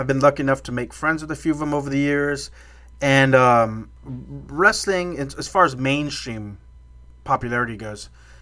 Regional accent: South Texas, United States; growing up in South Texas

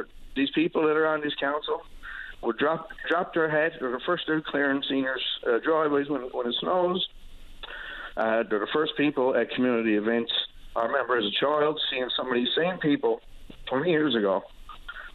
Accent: Long Harbour, Newfoundland and Labrador, Canada; moved away; I'm from Long Harbour. I'm no longer a resident of Long Harbour

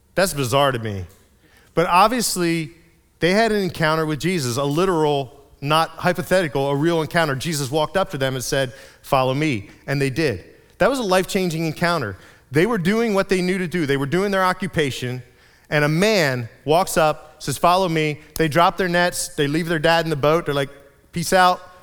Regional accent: Reading, Pennsylvania, United States; I grew up in Reading, in Berks County

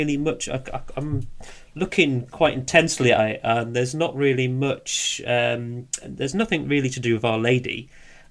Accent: England, United Kingdom; we're very English

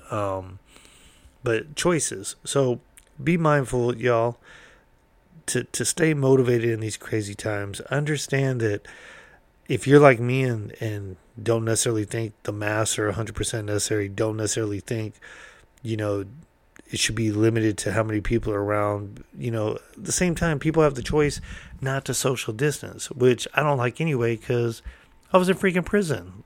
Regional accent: California, United States; I'm from California

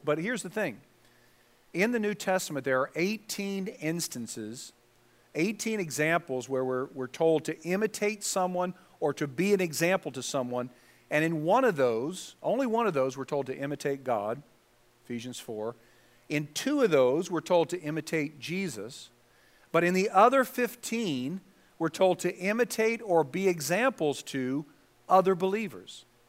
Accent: Southern California, United States; I was from Southern California

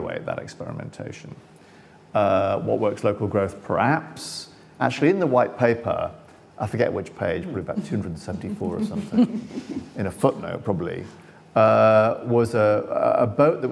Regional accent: Sunderland, North East England, United Kingdom; I'm from Sunderland

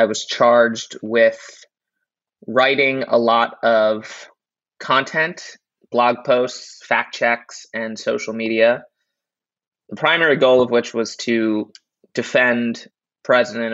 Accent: New York City, New York, United States; also born or lived in Durham, North Carolina; I grew up in Uptown Manhattan

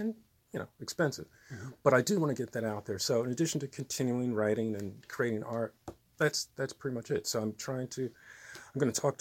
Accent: Trenton, New Jersey, United States; also born or lived in New York; I was born in Trenton, New Jersey. Absolutely. So, yeah, I'm a lifelong resident.

